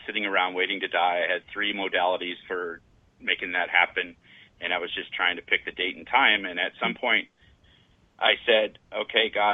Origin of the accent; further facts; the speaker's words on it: Oakland, California, United States; I'm originally from Oakland, California. I come out of the Hell's Angel environment of Oakland, and I was bullied quite a bit as a young kid.